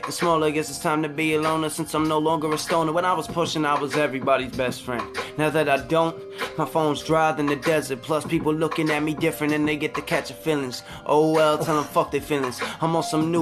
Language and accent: English; New York City, New York, United States; I'm from New York, bro. I grew up a boat ride from the city